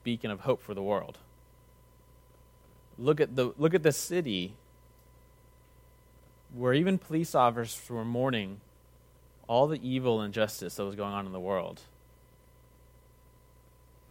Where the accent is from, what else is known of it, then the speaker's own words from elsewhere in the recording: United States; also born or lived in Texas; an American in Texas